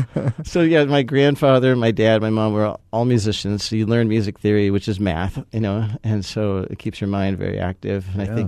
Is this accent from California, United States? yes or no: yes; California, United States; So I'd say I grew up in California. You don't have to hold that against me.